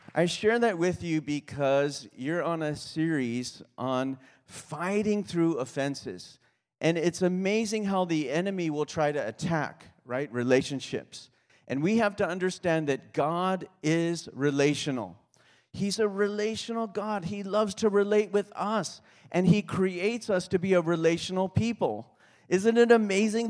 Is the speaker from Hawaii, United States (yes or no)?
yes; Kauai, Hawaii, United States; moved away; I grew up on Kauai